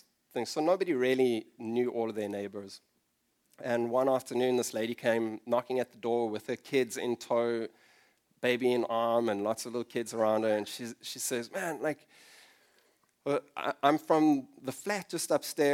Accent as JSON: {"language": "English", "country": "South Africa", "also_born_or_lived": "London", "moved": "as an adult", "said": "I moved to London from South Africa for a short while"}